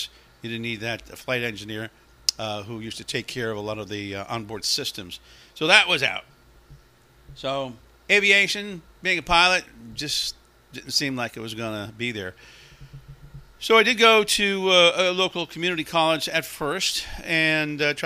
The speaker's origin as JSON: {"language": "English", "town": "Hillside", "region": "New Jersey", "country": "United States", "tie": "born or raised there", "said": "I lived in Hillside"}